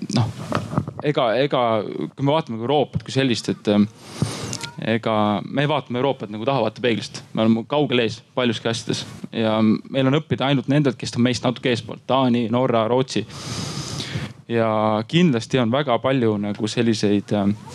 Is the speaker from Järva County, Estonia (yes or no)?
yes; Paide, Järva County, Estonia; mina olen Paide poiss